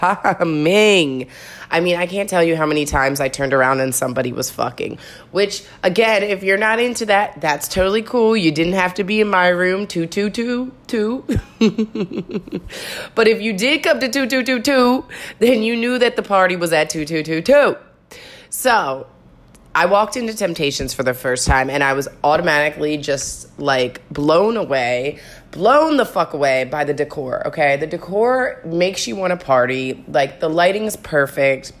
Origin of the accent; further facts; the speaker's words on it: United States; being an American around here